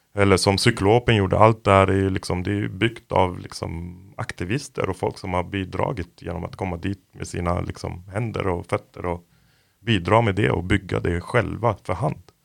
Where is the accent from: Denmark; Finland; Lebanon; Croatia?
Lebanon; now in Sweden; jag är från Libanon som väldigt många vet. Och jag växte upp där under inbördeskriget